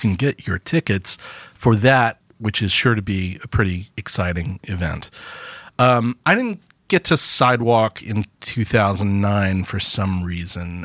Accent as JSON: {"language": "English", "town": "Birmingham", "region": "Alabama", "country": "United States", "tie": "born or raised there", "also_born_or_lived": "Tuscaloosa, Alabama", "said": "I grew up in Birmingham"}